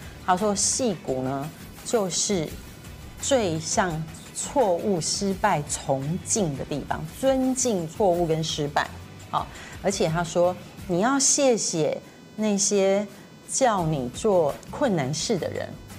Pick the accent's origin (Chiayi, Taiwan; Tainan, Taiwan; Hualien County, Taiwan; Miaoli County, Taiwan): Tainan, Taiwan; moved away; 因为我在台南长大。